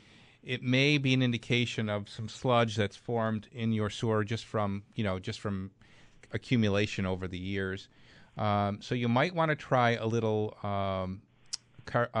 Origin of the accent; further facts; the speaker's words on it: Clarence, New York, United States; Clarence. That's my hometown.